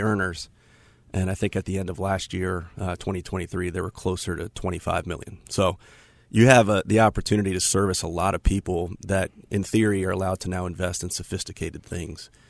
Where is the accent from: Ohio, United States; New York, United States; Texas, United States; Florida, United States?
Florida, United States; Tampa; now in Charlotte, United States; I'm from Tampa originally